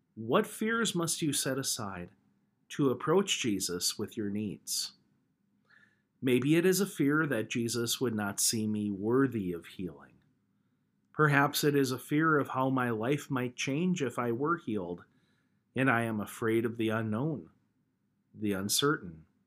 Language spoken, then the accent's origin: English; United States; moved away; within just a few miles of the farm where I grew up back in Logan County